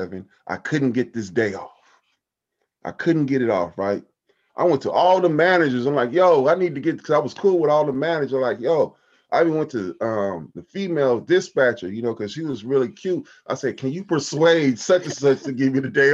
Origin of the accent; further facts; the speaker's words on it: Compton, California, United States; Growing up in Compton